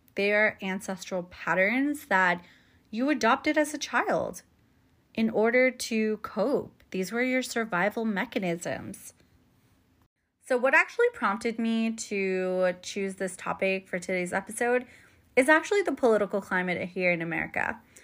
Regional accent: United States; born and raised as an American, right? First generation American

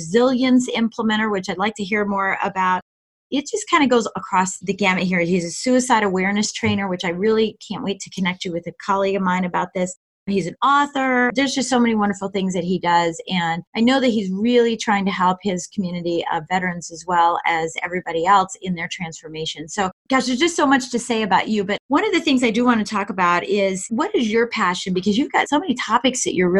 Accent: Colorado Springs, Colorado, United States; I was raised in Colorado Springs, Colorado

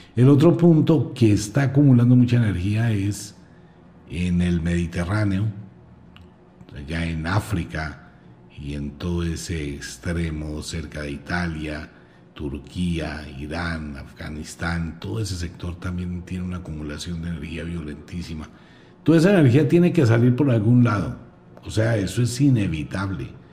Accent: Colombia; soy colombiano

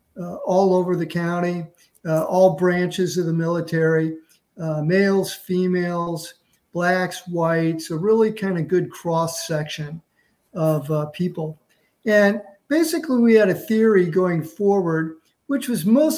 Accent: Missouri, United States; moved away; I'm from Missouri

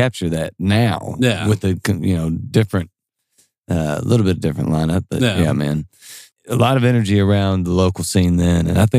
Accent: Louisville, Kentucky, United States; I'm from Louisville, but I am from Fairdale

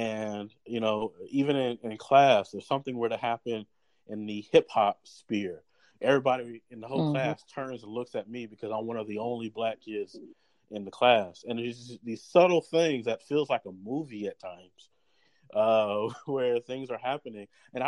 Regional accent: Irmo, South Carolina, United States; I grew up in Irmo, South Carolina, from the age of 13 on, and I went to a predominantly white middle school, predominantly white high school

